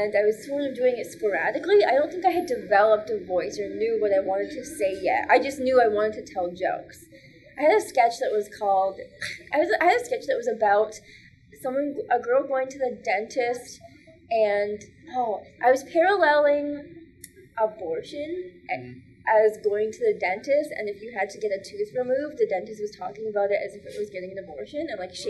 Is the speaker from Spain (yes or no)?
no; Waterloo, Ontario, Canada; moved away as an adult; also born or lived in Windsor; now in Toronto, Canada; I was living in Waterloo at the time, which is my hometown